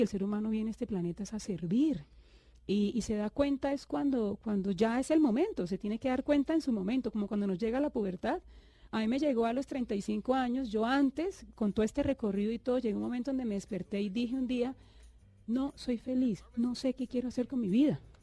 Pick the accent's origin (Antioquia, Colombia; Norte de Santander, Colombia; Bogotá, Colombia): Norte de Santander, Colombia; Cúcuta; yo nací en Cúcuta